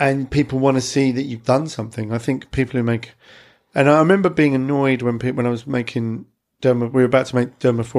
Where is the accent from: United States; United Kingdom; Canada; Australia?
United Kingdom; Clacton-on-Sea, East of England; my hometown, which is Clacton-on-Sea